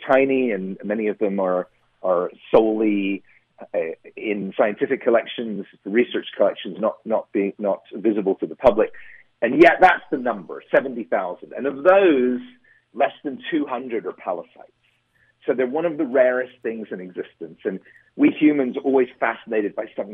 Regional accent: Surrey, south of Croydon, South East England, United Kingdom; moved away as an adult; also born or lived in Boston / New York; now in United States; I grew up in the south, in Surrey, just south of Croydon

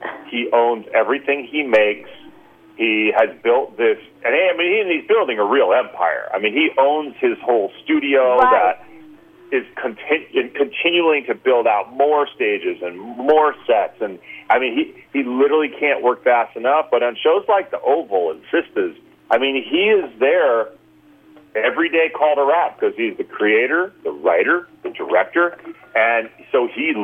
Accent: Berkeley, California, United States; I grew up in the Berkeley Hills

